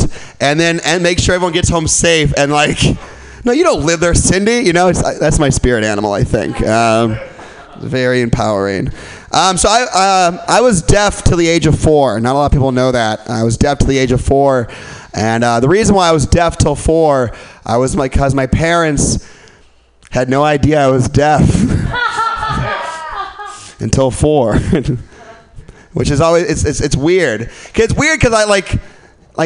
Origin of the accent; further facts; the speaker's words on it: Milwaukee, Wisconsin, United States; And I grew up in Milwaukee.